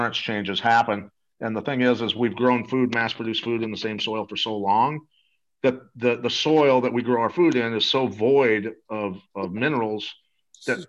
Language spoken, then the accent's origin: English; Iowa, United States; I grew up wrestling in Iowa